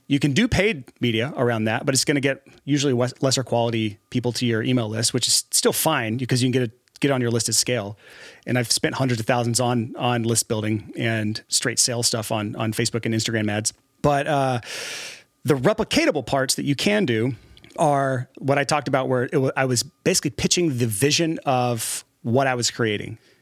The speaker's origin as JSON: {"language": "English", "region": "Alabama", "country": "United States", "tie": "born or raised there", "moved": "yes", "said": "Born and raised in Alabama, and, uh, somehow made it out of what I call the trap, which is Alabama"}